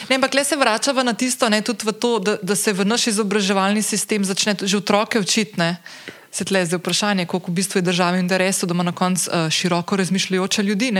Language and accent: Slovenian; Slovenia